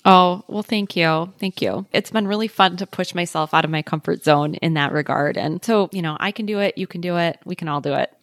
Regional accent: Midwest, United States; now in Minneapolis, United States; I'm from the Midwest, so it's not like I'm totally don't have any experience with the cold

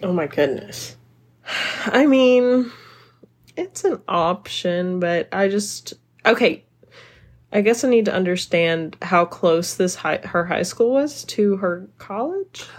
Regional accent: the South, United States; I'm from the South

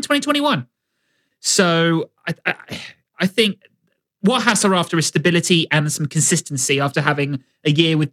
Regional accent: Winchester, South East England, United Kingdom; I was born in Winchester. I speak Queen's English.

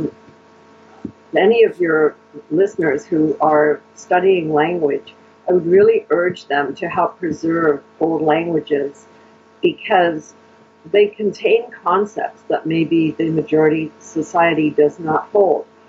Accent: Canada; Canadian Europeans do this, Euro-Canadians

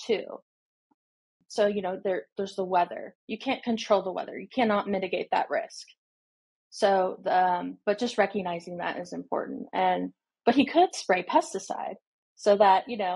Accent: Indiana, United States; moved away as an adult; now in Nashville, United States; I am from Indiana.

